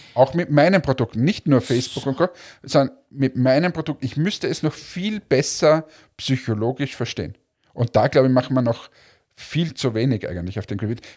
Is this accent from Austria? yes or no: yes; Austria; ich zum Beispiel als Österreicher, wenn die wirklich Vorarlbergerisch reden, ich wahrscheinlich auch nichts verstehe